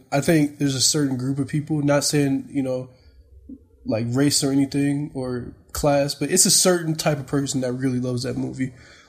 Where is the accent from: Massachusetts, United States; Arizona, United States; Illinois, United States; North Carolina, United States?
Illinois, United States; Chicago; moved away as an adult; also born or lived in Florida; now in Santa Fe, United States; I was born in Florida, but I spent a lot of time in Chicago and the Chicago suburbs.